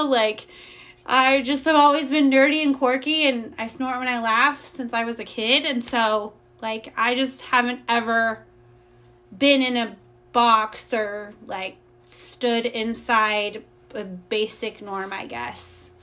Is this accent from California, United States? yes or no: no; Indiana, United States; moved away as an adult; now in Austin, United States; I'm originally from Indiana. I've been um, in Austin for about 12 years